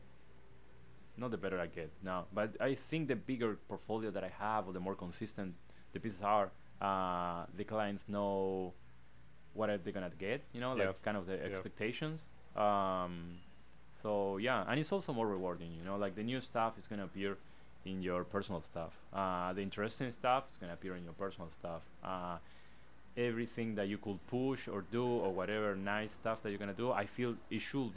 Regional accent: Argentina; English is a second language; moved away as an adult; now in Los Angeles, United States; I come from Latin America, and that I feel it's a big part of me

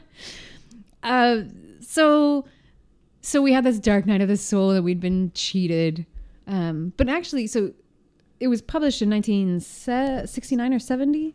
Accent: Los Angeles, California, United States; I was born in L A.

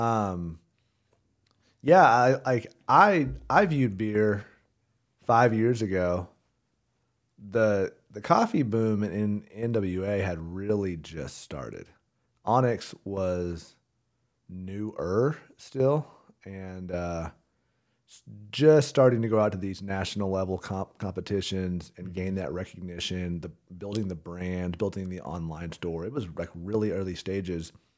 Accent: Rogers, Arkansas, United States; born and raised in Rogers, Arkansas.

